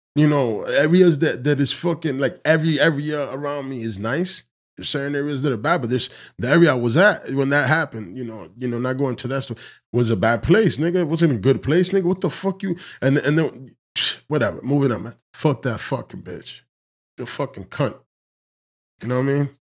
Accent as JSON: {"language": "English", "country": "Dominican Republic", "said": "I consider myself Dominican of African descent"}